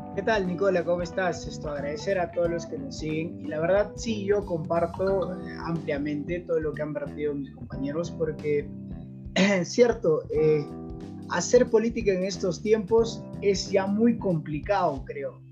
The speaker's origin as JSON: {"language": "Spanish", "region": "Cusco", "country": "Peru", "tie": "born or raised there", "said": "yo en el Cusco, yo soy cusqueño"}